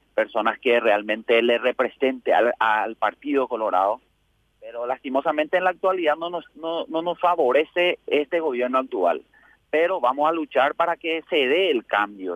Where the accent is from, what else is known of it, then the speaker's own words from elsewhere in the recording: Asunción, Paraguay; mi pueblo realmente, de Asunción principalmente